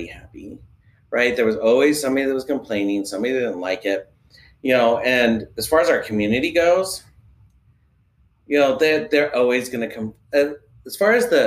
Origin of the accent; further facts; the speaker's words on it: Kaysville, Utah, United States; I grew up in Utah. I grew up in Keysville.